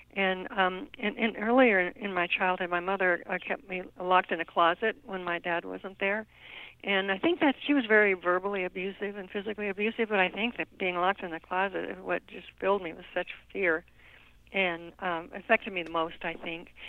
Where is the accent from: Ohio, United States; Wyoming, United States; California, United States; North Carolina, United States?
Wyoming, United States; also born or lived in Nebraska; I was born in Nebraska, um, but I grew up in Wyoming um, because it was just over the border there.